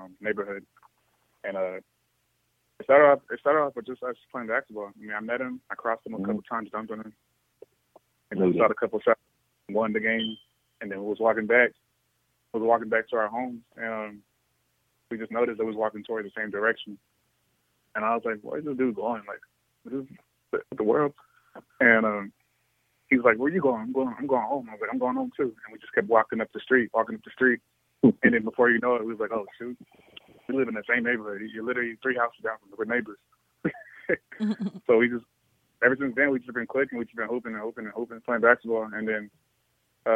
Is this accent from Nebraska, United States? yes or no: no; Austin, Texas, United States; I'm also from Austin, Texas